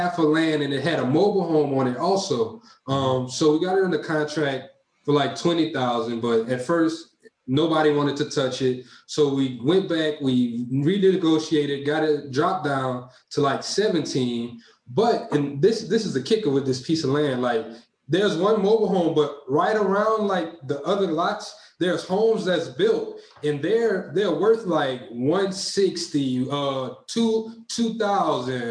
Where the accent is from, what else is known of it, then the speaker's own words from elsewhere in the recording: Opelousas, Louisiana, United States; now in Texas, United States; I'm from Louisiana. So I'm from like 2 hours north of New Orleans. I'm from a small town called Opelousas